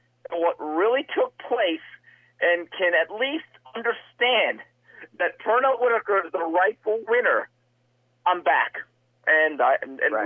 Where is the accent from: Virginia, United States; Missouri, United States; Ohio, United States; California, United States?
California, United States; Los Angeles; also born or lived in Montebello, California; I grew up in East L.A.